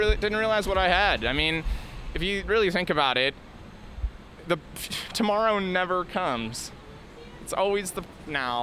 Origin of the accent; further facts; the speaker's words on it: Portland, United States; moved away; I come from Portland